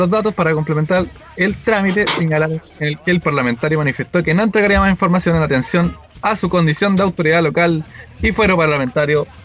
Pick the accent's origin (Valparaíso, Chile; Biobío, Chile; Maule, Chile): Valparaíso, Chile; Viña del Mar; De Viña, perro, yo soy de Viña. Verdad, nacido y criado en Viña.